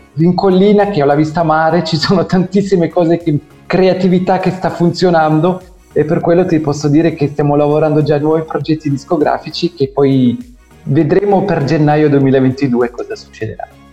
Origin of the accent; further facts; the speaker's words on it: Zurich, Switzerland; moved away as an adult; now in Italy; sono nato e cresciuto in Svizzera sì. da genitori italiani che sono emigrati tantissimi anni fa